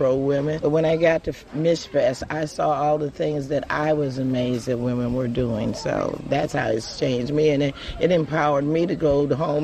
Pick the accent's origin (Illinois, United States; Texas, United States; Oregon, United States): Illinois, United States; Chicago; From Chicago.